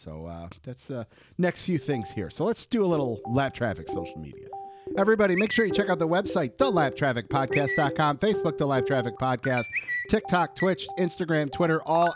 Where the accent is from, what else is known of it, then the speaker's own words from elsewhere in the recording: Michigan, United States; from my home state and the Motor City